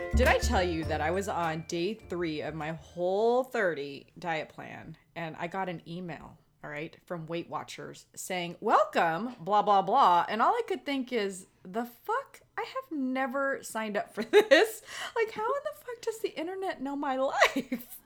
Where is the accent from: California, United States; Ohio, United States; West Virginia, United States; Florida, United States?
California, United States; Los Angeles; now in Las Vegas, United States; When I was a kid growing up in Los Angeles during the summers